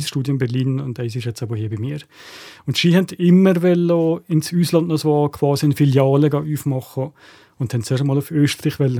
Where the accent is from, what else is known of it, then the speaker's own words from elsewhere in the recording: Valais, Switzerland; als Walliser Künstler